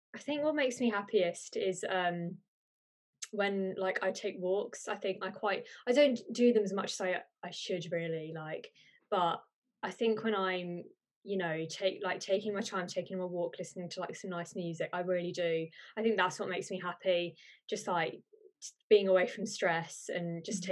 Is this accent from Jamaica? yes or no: no; Birmingham, West Midlands, United Kingdom; I'm from Birmingham